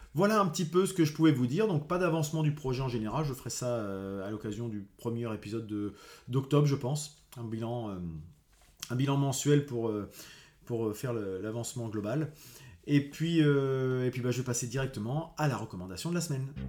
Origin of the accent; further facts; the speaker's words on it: Rouen, Normandy, France; je suis de Rouen